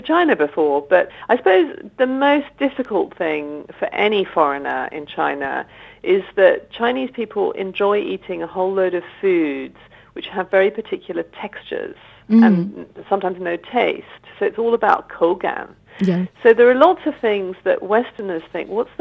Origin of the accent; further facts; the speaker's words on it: Oxford, South East England, United Kingdom; I grew up in Oxford, which is a very academic city